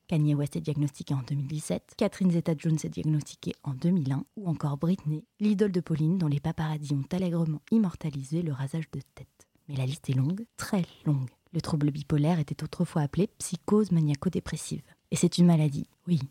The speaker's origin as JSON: {"language": "French", "town": "Toulouse", "region": "Occitania", "country": "France", "tie": "born or raised there", "said": "je n'ai jamais quitté Toulouse, ma ville natale"}